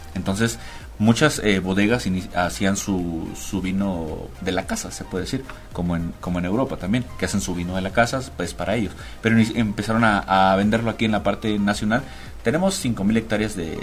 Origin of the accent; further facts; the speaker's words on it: Cabo San Lucas, Baja California Sur, Mexico; moved away as an adult; now in Mexico City, Mexico; llevo radicando en la ciudad aproximadamente seis años, soy de Cabo San Lucas, Los Cabos.